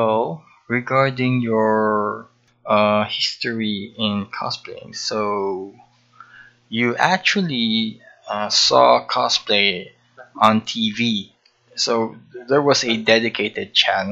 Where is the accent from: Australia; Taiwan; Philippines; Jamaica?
Philippines; a former cosplayer from the Philippines